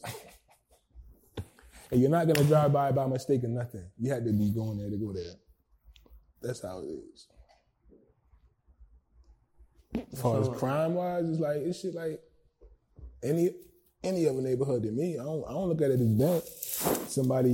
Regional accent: Freetown, Maryland, United States; I'm actually from Freetown, yo. I'm from Anne Arundel County

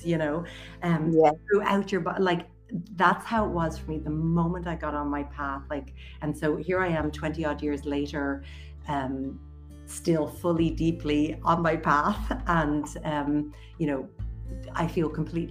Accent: County Wicklow, Ireland; moved away as an adult; also born or lived in United States; I'm actually born and raised in Wicklow area

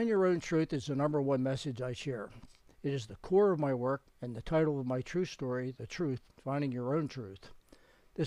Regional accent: Philadelphia, Pennsylvania, United States; I had been born and raised in the Faith Tabernacle congregation in Philadelphia

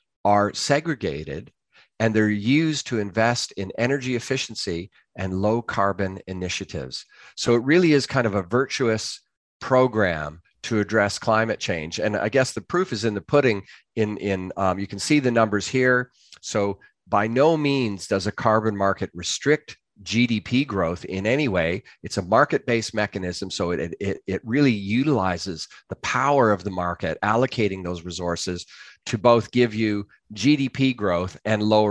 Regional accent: Canada; now in London, United Kingdom; I'm a Canadian

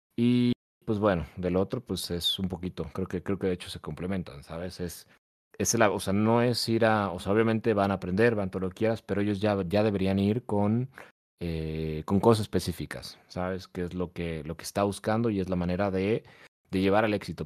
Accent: Mexico; acá en México

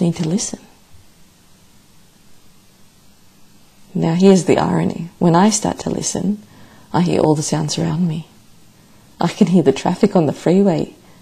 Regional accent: Melbourne, Victoria, Australia; my hometown, Melbourne

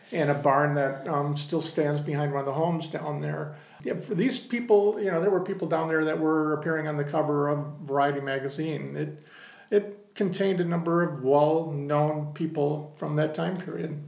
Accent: Muskegon, Michigan, United States; my hometown

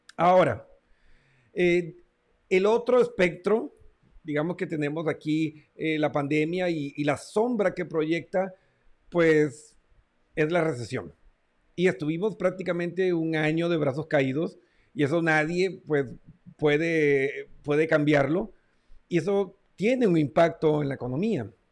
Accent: Colombia; mi tierra natal, Colombia

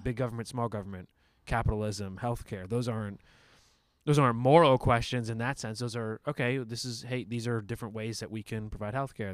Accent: United States; as an American

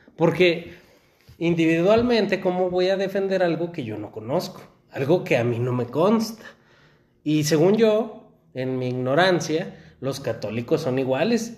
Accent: Aguascalientes, Mexico; mi cultura en la que crecí, en México, en Aguascalientes

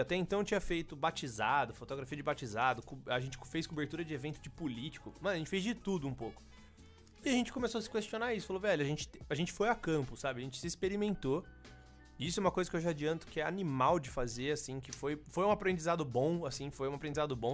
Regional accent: São Carlos, São Paulo, Brazil; eu sou de São Carlos

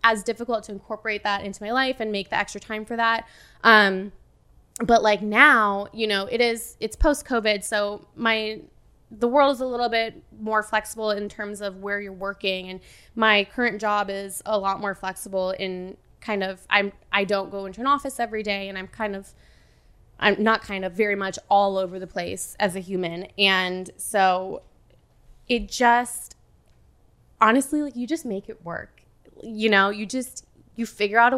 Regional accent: Wisconsin, United States; moved away as an adult; also born or lived in Los Angeles, California; I grew up in Wisconsin. I lived out there for 15 years. We moved there when I was 6 from my dad's job.

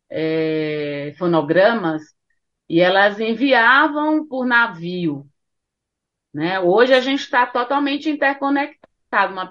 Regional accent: Northeast Region, Brazil; Porque eu sou nordestina e na minha casa músicas brasileiras sempre fizeram parte, principalmente músicas nordestinas.

